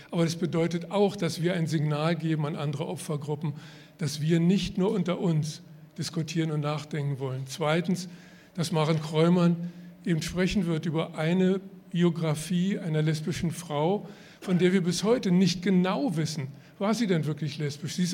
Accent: Berlin, Germany; moved away as an adult; ich bin ja geborener Berliner, ich kann auch noch Berlinern, aber das mache ich jetzt nicht. Ähm, und bin mit 18 Jahren weggegangen

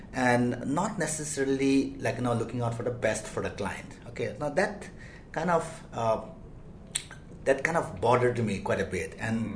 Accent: India; moved away as an adult; also born or lived in United States / London; I'm Asian, I'm Indian

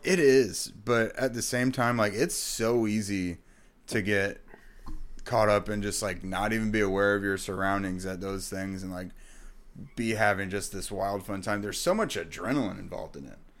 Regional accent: Indiana, United States; I grew up in Indiana

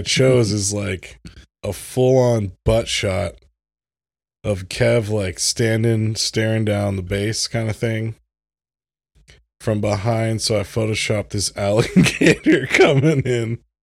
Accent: United States; I'm an American

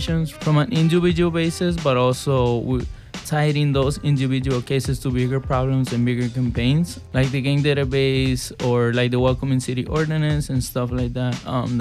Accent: Chicago, Illinois, United States; also born or lived in Mexico / Back of the Yards, Chicago; I grew up, when I came from Mexico, I grew up in Gage Park neighborhood, and I live now in Little Village

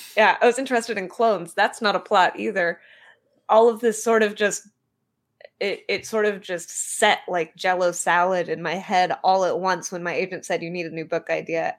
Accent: Bay Area, California, United States; also born or lived in Portland; I was born and raised in California in the Bay Area. I'm back in California now

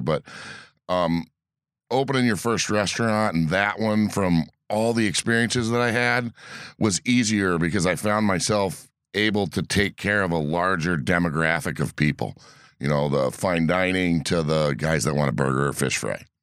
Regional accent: East Coast, United States; moved away as an adult; also born or lived in Indianapolis / Alaska; now in Door County, United States; I grew up on the East Coast

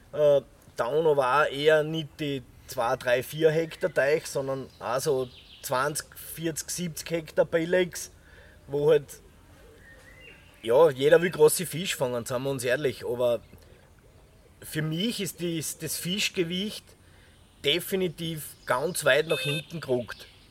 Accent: Irdning, Styria, Austria; ich komme aus der Scheiner Obersteiermark, speziell jetzt aus Irtning

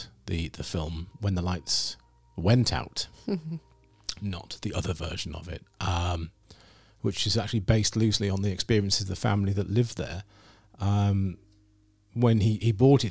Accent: Scarborough, Yorkshire and the Humber, United Kingdom; I grew up in Scarborough, and I live next to a park, Fallsgrave Park

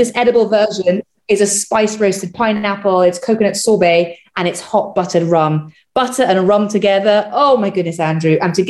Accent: Trinidad & Tobago; now in United Kingdom; So I'm from Trinidad.

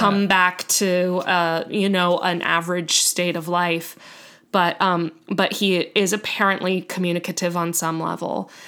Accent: United States

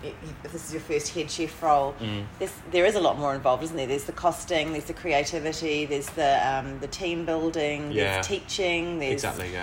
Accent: New Zealand; now in Australia; I'm from Aotearoa, New Zealand

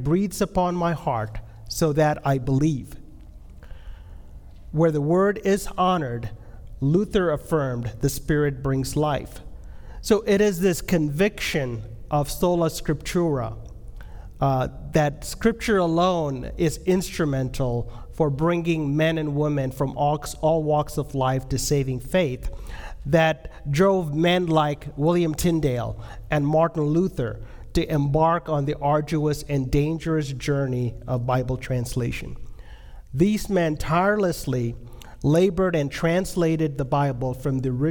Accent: India; I'm from India.

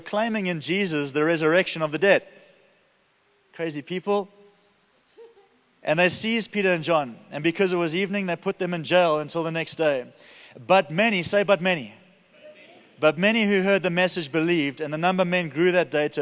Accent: Durban, KwaZulu-Natal, South Africa; I'm from Durban

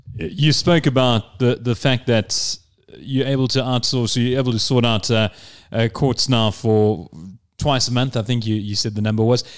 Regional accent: South Africa; I'm from South Africa

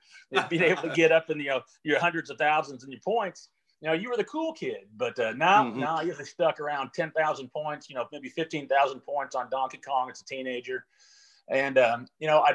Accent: Jefferson City, Missouri, United States; I was born and raised in Jefferson City, Missouri

